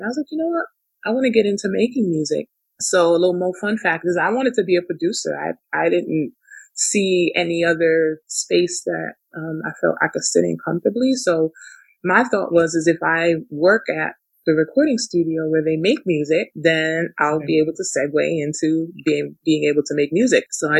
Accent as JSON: {"language": "English", "country": "Canada", "tie": "born there", "said": "So yeah, I was born in Canada."}